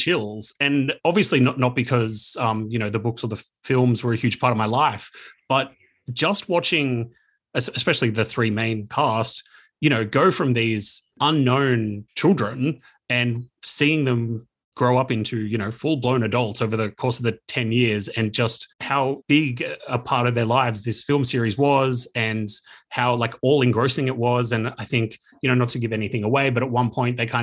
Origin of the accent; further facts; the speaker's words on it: Canberra, Australian Capital Territory, Australia; I am in sunny Canberra in my childhood bedroom